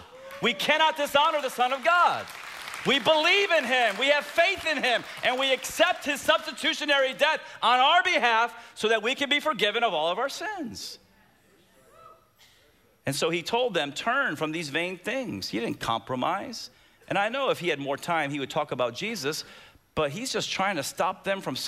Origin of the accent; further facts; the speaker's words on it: United States; from America